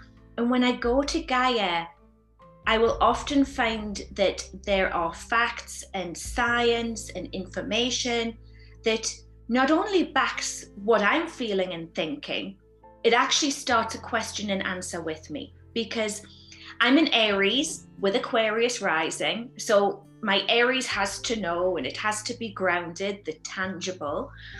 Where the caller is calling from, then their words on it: Sedona, Arizona, United States; I'm here live from Sedona, Arizona, and the sun is shining